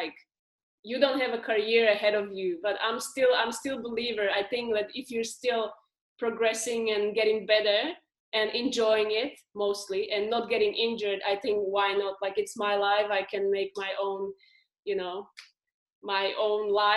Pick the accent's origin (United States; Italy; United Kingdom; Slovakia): Slovakia; now in Australia; I'm from Slovakia